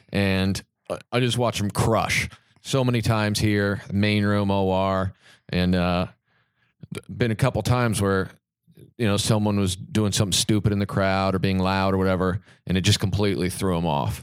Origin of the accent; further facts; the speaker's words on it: Kansas, United States; being from Kansas